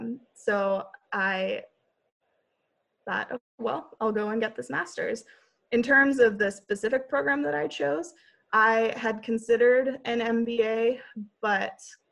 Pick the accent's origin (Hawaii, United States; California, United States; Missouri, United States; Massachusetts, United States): Hawaii, United States; Honolulu; moved away as an adult; he was excited that I was from Hawaii.